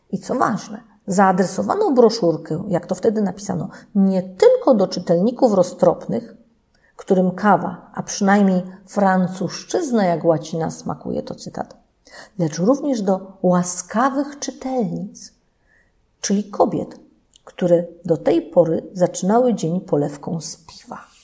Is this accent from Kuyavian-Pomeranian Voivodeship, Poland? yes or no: no; Leszno, Greater Poland, Poland; u nas w Lesznie